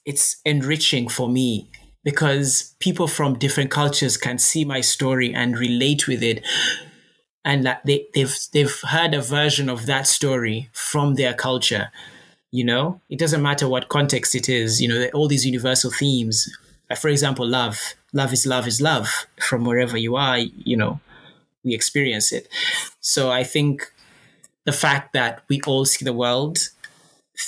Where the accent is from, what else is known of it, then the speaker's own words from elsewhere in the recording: Uganda; moved away; also born or lived in Reading; I am from Uganda